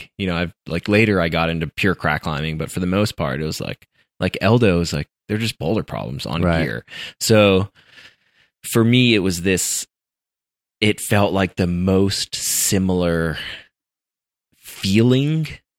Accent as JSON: {"language": "English", "region": "Colorado", "country": "United States", "tie": "born or raised there", "said": "interestingly enough, growing up in Colorado, not in California, right?"}